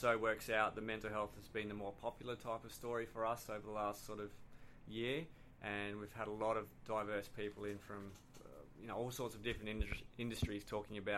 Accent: Tasmania, Australia; We're both from Tasmania

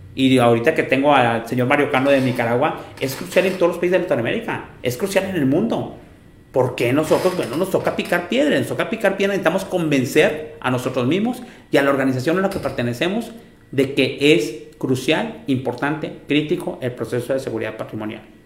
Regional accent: Monterrey, Nuevo León, Mexico; Los que somos de Monterrey

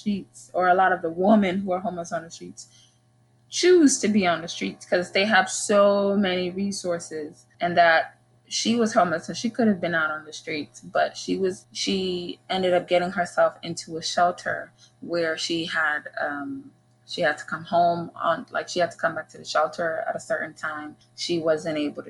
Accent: Uganda; We're from Uganda

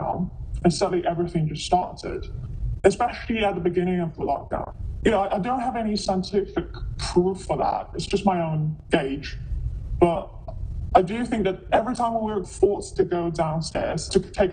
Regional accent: China; also born or lived in United Kingdom / Japan; I'm from China

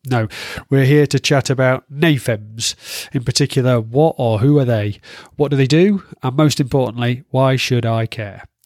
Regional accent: Yorkshire and the Humber, United Kingdom; I'm from Yorkshire, so I struggle with long vowel sounds

